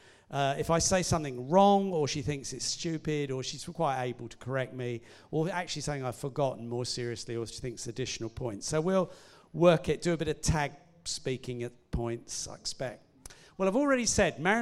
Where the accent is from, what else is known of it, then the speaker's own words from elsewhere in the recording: Hastings, South East England, United Kingdom; moved away as an adult; now in Winchester, United Kingdom; we moved from Hastings, where although we weren't born there, we'd both grown up there